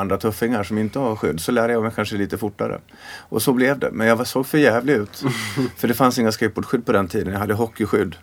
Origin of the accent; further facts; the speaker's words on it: Sweden; vi var fyra killar från Sverige